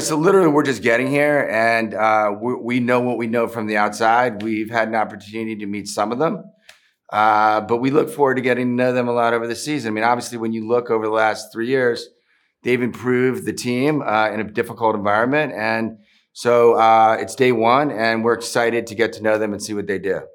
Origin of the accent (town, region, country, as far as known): Maryland, United States; born or raised there; also born or lived in Philadelphia